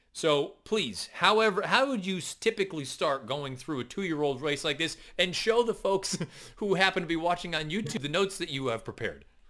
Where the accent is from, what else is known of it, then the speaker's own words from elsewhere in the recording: Western Massachusetts, United States; I grew up in Western Massachusetts